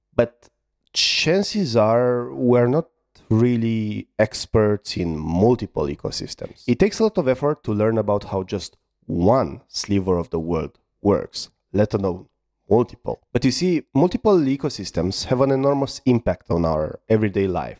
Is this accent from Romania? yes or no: yes; Romania; I'm from Romania